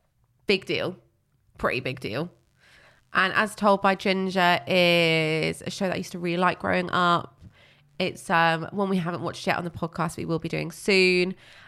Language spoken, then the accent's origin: English; High Wycombe, South East England, United Kingdom; born there; I was born in High Wycombe.